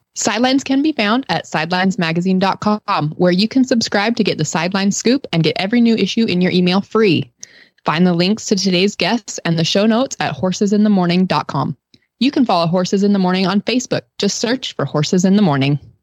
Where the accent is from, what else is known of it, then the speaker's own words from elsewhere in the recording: Western United States, United States; moved away; growing up in the Western United States